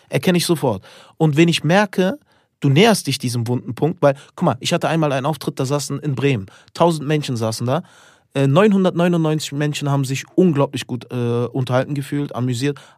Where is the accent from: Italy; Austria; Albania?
Albania; Ich bin Albaner